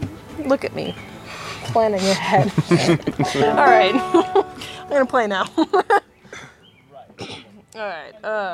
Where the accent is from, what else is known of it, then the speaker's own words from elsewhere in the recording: Pittsburgh, Pennsylvania, United States; moved away as an adult; now in Elkins, United States; I grew up in Pittsburgh